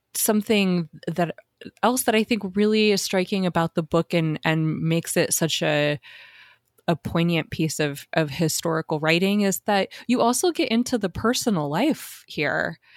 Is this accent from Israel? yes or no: no; Southwest, United States; I'm from the Southwest also